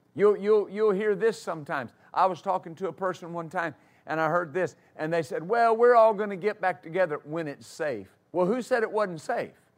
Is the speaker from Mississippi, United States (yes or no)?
no; West Texas, United States; I grew up in West Texas, and I grew up riding horses